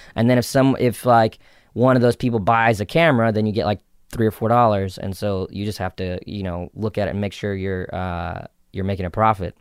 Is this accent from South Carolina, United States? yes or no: yes; South Carolina, United States; accent: Southern; moved away; also born or lived in New York; I grew up in South Carolina, so I actually had like a really thick, you know, Southern accent growing up